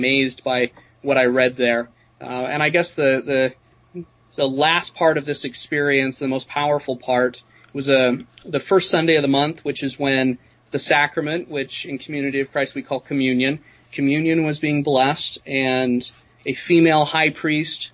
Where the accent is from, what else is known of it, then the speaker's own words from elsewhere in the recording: Sandy, Utah, United States; now in Heber City, United States; I grew up in Sandy, Utah